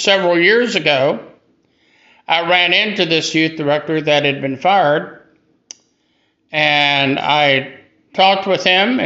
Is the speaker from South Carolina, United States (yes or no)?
yes; Greenville, South Carolina, United States; also born or lived in Hattiesburg, Mississippi; I was born and raised here in Greenville, South Carolina.